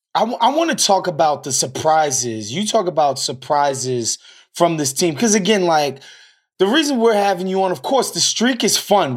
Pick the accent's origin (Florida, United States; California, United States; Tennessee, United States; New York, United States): New York, United States; I'm from New York